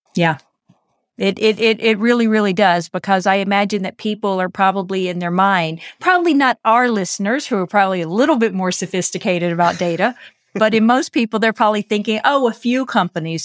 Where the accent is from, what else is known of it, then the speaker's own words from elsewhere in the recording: United States; I'm American